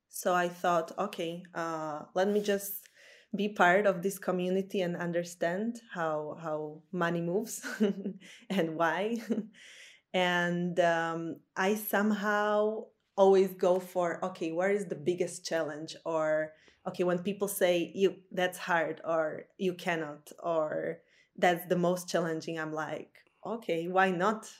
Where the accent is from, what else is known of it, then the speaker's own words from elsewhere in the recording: Slovakia; moved away as an adult; now in Copenhagen, Denmark; originally I'm from Slovakia